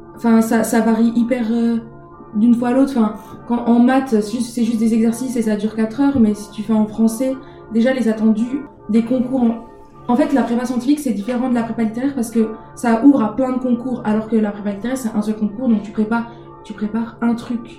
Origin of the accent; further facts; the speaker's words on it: Montbéliard, Bourgogne-Franche-Comté, France; also born or lived in Besançon; Je suis de Montbéliard, donc j'ai fait mes études, toutes mes, tout le reste de mes études à part le master, je, je les ai faites euh, à Besançon